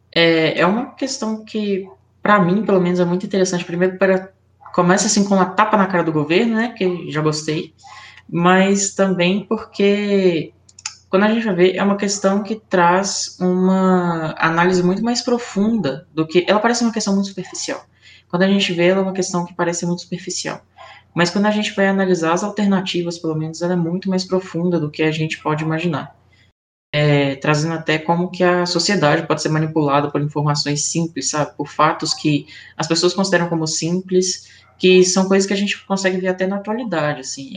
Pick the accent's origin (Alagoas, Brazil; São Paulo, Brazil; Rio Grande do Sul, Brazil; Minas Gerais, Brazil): Minas Gerais, Brazil; Belo Horizonte; sou aqui de Belo Horizonte.